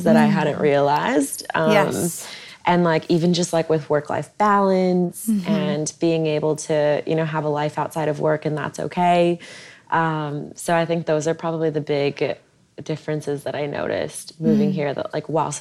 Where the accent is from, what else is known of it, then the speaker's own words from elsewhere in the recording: Los Angeles, California, United States; moved away as an adult; also born or lived in New York; now in Sydney, Australia; I grew up